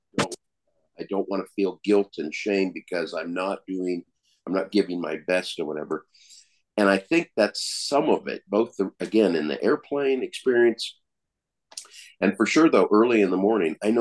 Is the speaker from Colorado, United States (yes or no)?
yes; Colorado, United States; also born or lived in California; now in Oklahoma, United States; Growing up in Colorado, born in California and then moved there when I was four